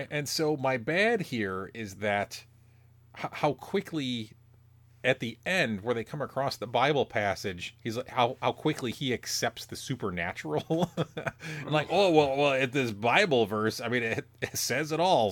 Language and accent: English; Illinois, United States; you and I grew up in different small towns in Illinois